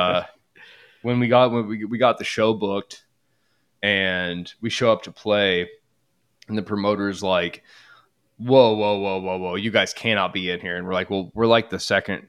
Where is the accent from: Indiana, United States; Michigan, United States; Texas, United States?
Indiana, United States; Lafayette; now in Indianapolis, United States; I'm originally from Lafayette, Indiana, like the factory town next to where Purdue is.